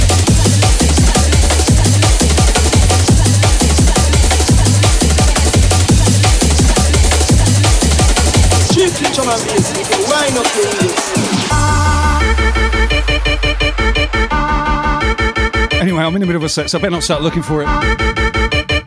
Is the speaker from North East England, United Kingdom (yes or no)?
no; Southampton, South East England, United Kingdom; my hometown crew, Southampton, UK.